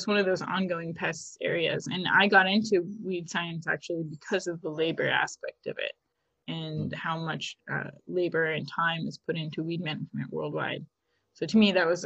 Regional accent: Oregon, United States; moved away as an adult; now in California, United States; I'm actually originally from Oregon

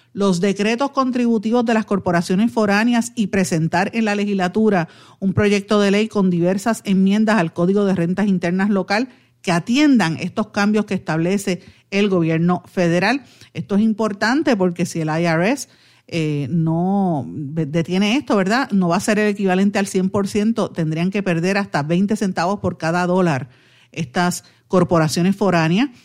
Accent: Puerto Rico

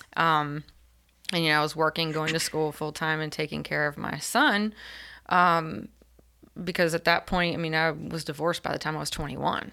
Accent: Elizabeth City, North Carolina, United States; grew up in Elizabeth City and tried to leave a couple of times

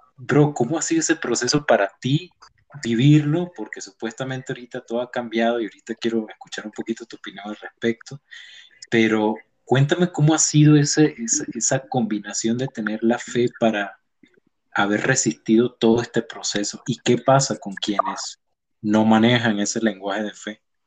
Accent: Venezuela; moved away; esa Venezuela que en realidad yo extraño

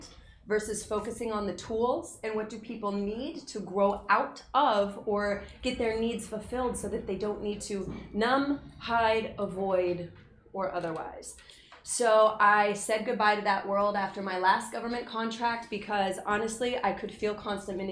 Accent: Utah, United States; growing up in Utah was a very tough place to grow up

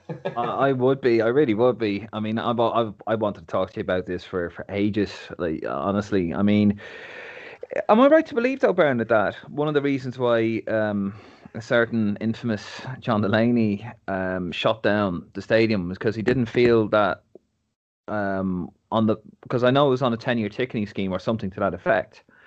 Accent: Dublin, Leinster, Ireland; moved away; I'm actually from Neilstown originally

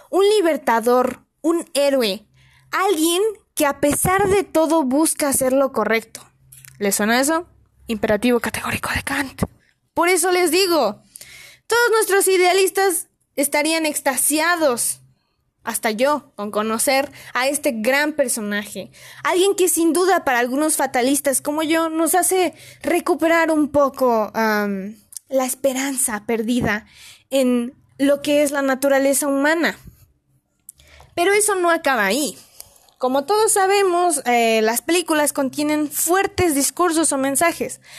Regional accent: Mexico; Una que considero que es muy importante para nosotros como diplomáticos mexicanos

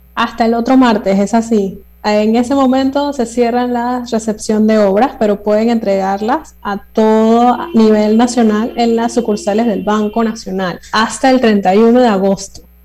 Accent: Panama; nuestra identidad como panameños en estos 200 años, las cosas que nos hacen ser panameños

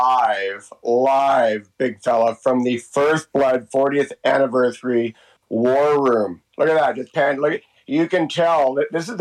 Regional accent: Hope, British Columbia, Canada; Hope has been my hometown and never had to move.

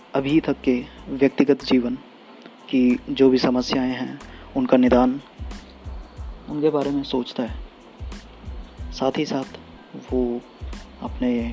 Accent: Garhwal division, Uttarakhand, India; मूलतः मैं निवासी गढ़वाल मंडल का हूँ और मुझे गढ़वाली ज़्यादा आती है

